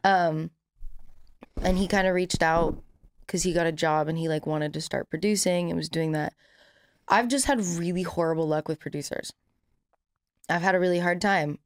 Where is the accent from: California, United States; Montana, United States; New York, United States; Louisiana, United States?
California, United States; I have literally never lived anywhere else.